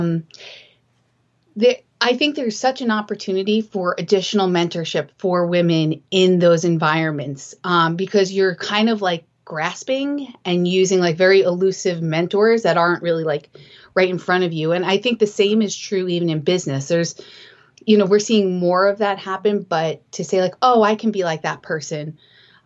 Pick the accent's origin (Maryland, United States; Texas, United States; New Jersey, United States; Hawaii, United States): New Jersey, United States; moved away as an adult; also born or lived in upstate New York / California / Alaska / Utah; now in Portsmouth, United States; I grew up in the suburbs in New Jersey